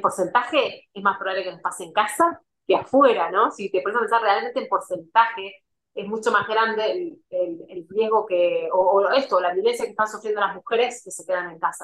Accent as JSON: {"language": "Spanish", "country": "Argentina", "moved": "as an adult", "said": "soy argentina"}